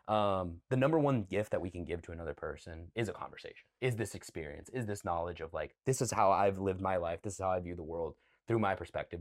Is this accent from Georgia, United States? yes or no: yes; Cumming, Georgia, United States; moved away; I'm from the city of Cumming, C U M M I N G.